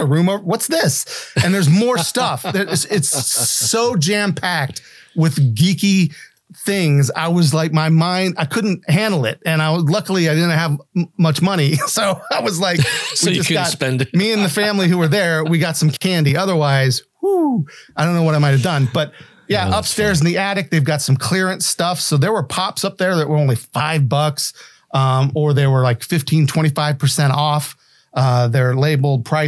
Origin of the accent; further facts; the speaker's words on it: West Virginia, United States; I'm from West Virginia